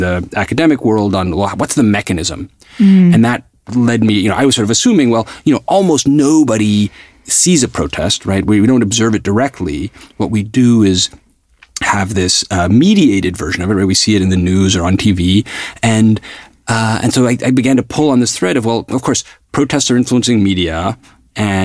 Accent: New York, United States; I grew up in New York at a time where I was like a child of the civil rights movement

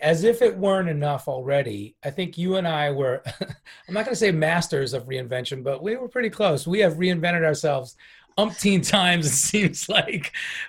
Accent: New York, United States; moved away; Being a New Yorker, you know, I'm from the right coast.

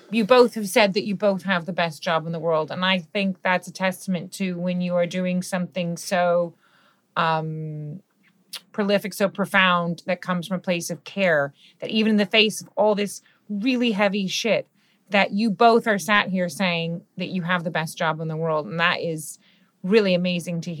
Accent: United States; as an American

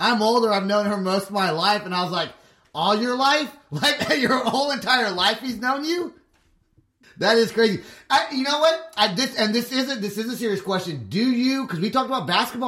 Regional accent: Puerto Rico; now in Oklahoma, United States; I'm Puerto Rican.

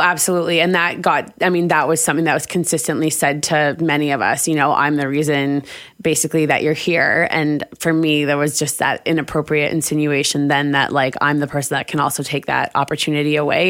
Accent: Vancouver, British Columbia, Canada; also born or lived in Denmark; I grew up in Vancouver

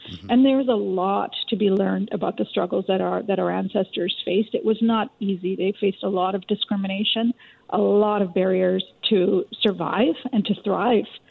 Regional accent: Richmond, British Columbia, Canada; I grew up in Richmond, BC, in, a, in an immigrant community.

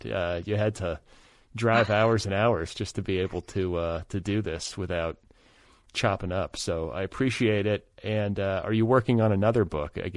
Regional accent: Midwest, United States; compared to the way that I grew up in the Midwest

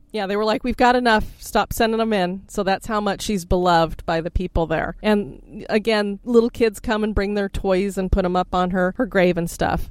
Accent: Florida, United States; we come from Florida

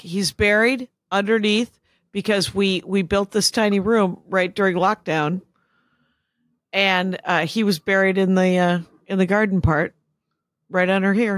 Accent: Wisconsin, United States; I was raised in Wisconsin.

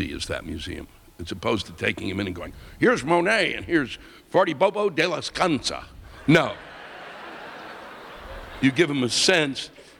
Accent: Canada; As a Canadian, I have a Canadian audience, they watch. As a Canadian, can I please get an American explain to me

